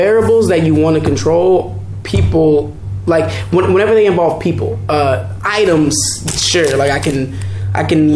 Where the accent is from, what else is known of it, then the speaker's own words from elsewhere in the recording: Kansas, United States; moved away; I was born in Kansas. I lived in Kansas. No one dances in Kansas